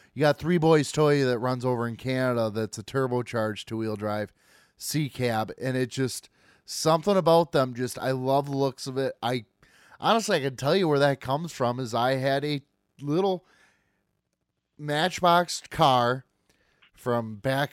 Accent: Michigan, United States; we're from Michigan

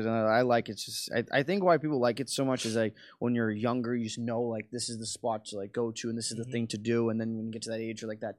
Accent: North Shore, Massachusetts, United States; moved away as an adult; also born or lived in Boston, Massachusetts; now in Philadelphia, United States; I grew up in the North Shore

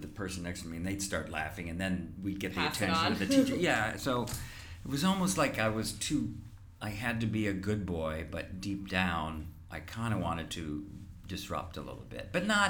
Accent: Indiana, United States; moved away; I grew up in Indiana.

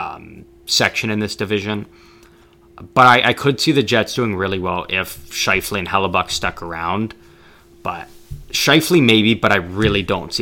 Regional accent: Canada; as a Canadian, like, that's kind of my Canadian team that I root for

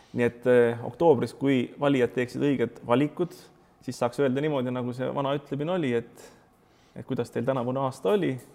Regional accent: Pärnu, Pärnu County, Estonia; mina olen Pärnust pärit

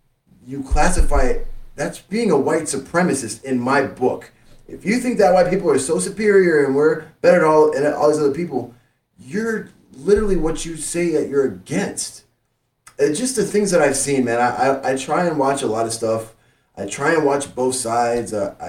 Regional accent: Miami, Florida, United States; I grew up in Miami.

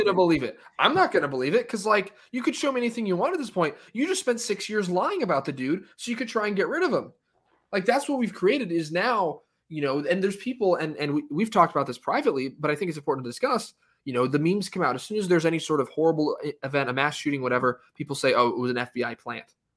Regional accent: United States; as an American, you know, as someone who's, who's still l, living in this country

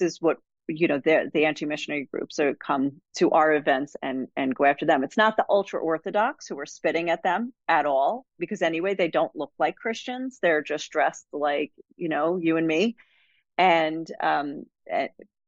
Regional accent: United States; moved away as an adult; now in Israel; growing up in America

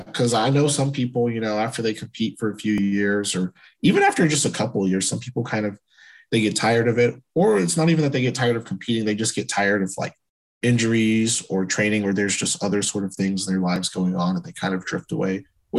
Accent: Tennessee, United States; born there; also born or lived in Europe / Asia / Alaska; I was born in Tennessee, and I floated around throughout the South. I've lived in Europe, I've lived in Asia

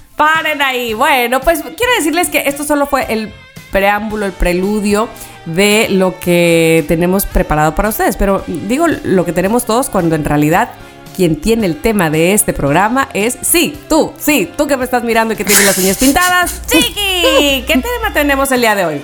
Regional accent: Mexico; de México

